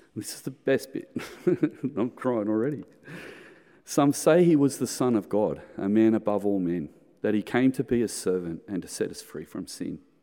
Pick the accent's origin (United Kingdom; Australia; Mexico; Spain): Australia; in the nineteen seventies, when I was growing up in Sunday school, there was only a hundred kids in the Sunday school